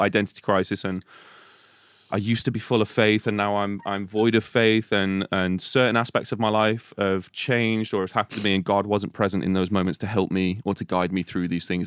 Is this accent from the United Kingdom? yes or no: yes; Telford, West Midlands, United Kingdom; I'm from Telford